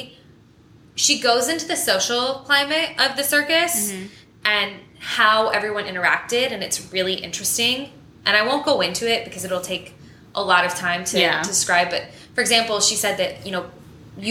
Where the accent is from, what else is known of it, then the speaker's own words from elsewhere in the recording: the American South, United States; growing up in Southern culture